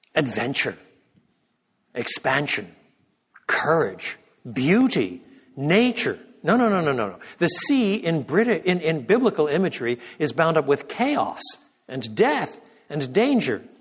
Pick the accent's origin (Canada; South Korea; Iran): Canada; Quebec; moved away; I was born in Canada. I was brought up in French Canada